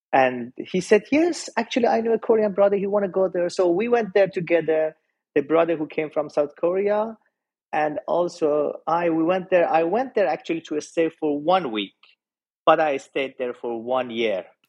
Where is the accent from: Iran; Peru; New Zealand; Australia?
Iran; I was born and raised in Iran